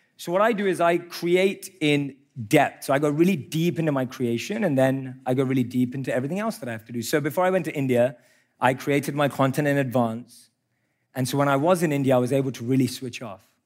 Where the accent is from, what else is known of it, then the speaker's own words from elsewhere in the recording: London, United Kingdom; I grew up in London